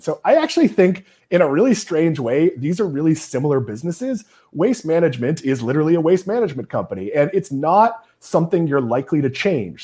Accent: New England, United States; now in Florida, United States; here in Florida, uh, being from New England

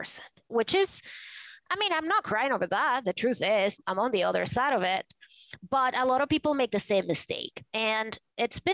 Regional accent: Venezuela; moved away as an adult; now in New York, United States; I grew up in Venezuela in a conservative family

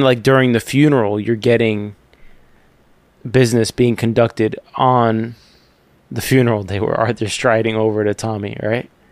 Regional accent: Cuba; moved away; I'm Cuban

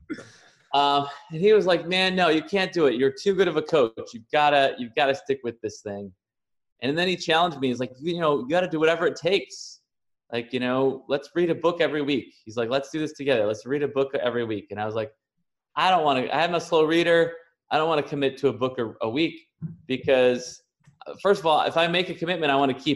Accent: Chicago, Illinois, United States; also born or lived in San Diego; now in Puerto Rico; I'm originally from Chicago. I lived in San Diego for the last 16 years and just moved to Puerto Rico a few weeks ago

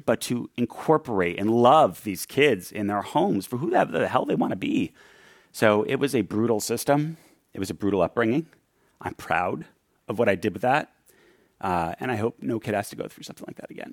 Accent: New York City, New York, United States; When I grew up in New York City

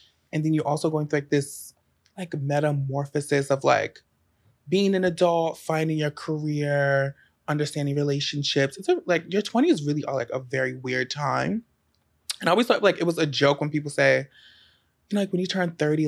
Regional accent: Baltimore, Maryland, United States; moved away as an adult; now in New York, United States; I literally had just moved back to Baltimore where I'm from. From New York.

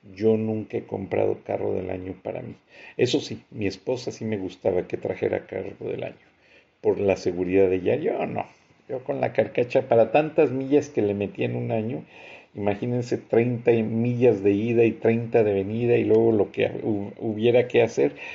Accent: Mexico; nosotros como mexicanos

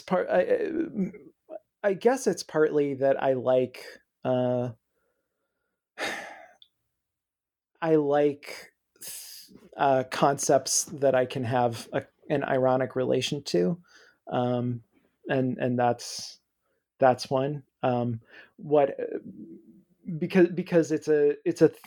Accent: Midwest, United States; I grew up in the Midwest

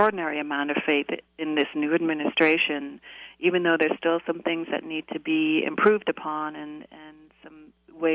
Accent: Canada; now in United States; I was born in Canada, and I've lived here in the U.S. for 20 years now

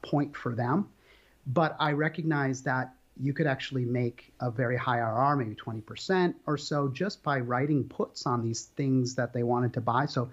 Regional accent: Minnesota, United States; moved away; also born or lived in Puget Sound, Washington / New York / London; I grew up in the Midwest in Minnesota

